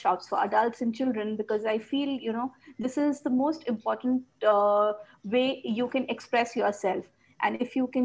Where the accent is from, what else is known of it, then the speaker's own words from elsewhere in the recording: Kolkata, West Bengal, India; I'm from Kolkata, India.